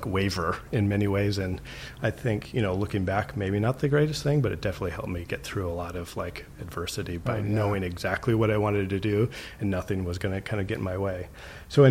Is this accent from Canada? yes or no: no; Sioux Falls, South Dakota, United States; moved away as an adult; also born or lived in Minnesota; now in Oakland, United States; I grew up in Sioux Falls, South Dakota. I'm like a very proud South Dakotan.